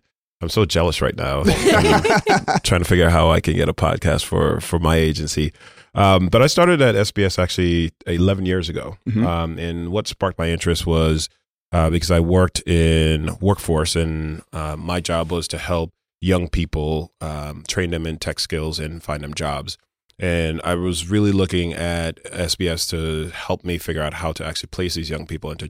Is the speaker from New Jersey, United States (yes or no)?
no; Brooklyn, New York, United States; You know, I grew up in Brooklyn. You know, I went to Brooklyn Tech. I'm a Brooklyn person.